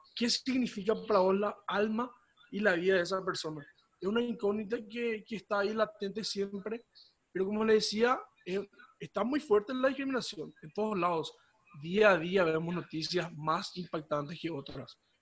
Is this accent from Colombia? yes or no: no; Paraguay; somos de Paraguay, del departamento de Azul